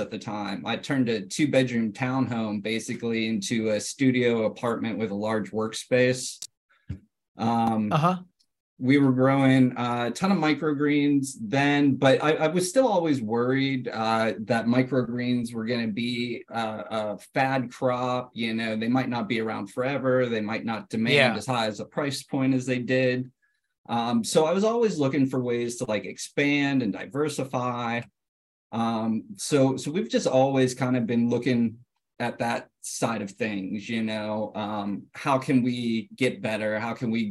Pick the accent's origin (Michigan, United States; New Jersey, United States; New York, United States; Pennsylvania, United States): Pennsylvania, United States; Butler; I grew up in Western Pennsylvania, in a small rural town called Butler.